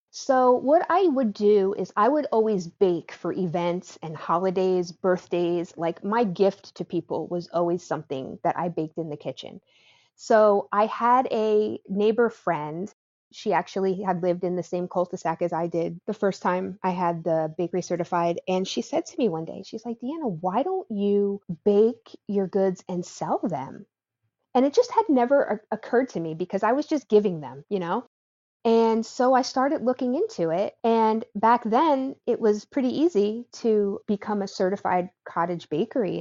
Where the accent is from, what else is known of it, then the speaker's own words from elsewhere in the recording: New Jersey, United States; now in Wake Forest, United States; I grew up in New Jersey, and my family is Italian